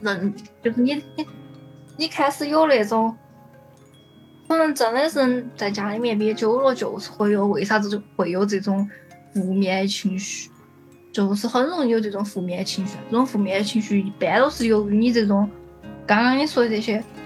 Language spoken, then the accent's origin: Chinese; Sichuan, China; accent: Sichuanese; moved away as an adult; now in Shanghai, China; 我的四川话